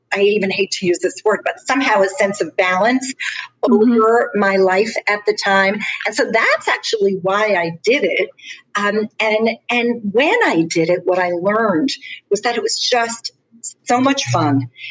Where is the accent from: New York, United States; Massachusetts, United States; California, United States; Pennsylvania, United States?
New York, United States; Long Island; I am from Long Island, New York